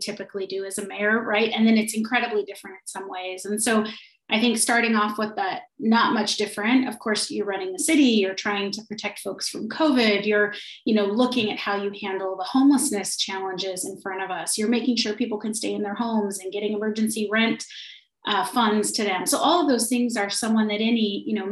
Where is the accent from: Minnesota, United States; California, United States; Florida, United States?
California, United States; Trinity County, Northern; moved away as an adult; now in Anchorage, United States; I'm originally from Northern California. I grew up in a really tiny town in a place called Trinity County